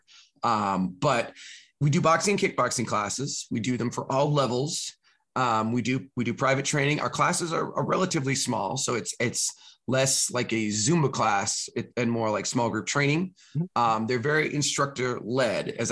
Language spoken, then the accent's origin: English; California, United States; moved away; I'm from California originally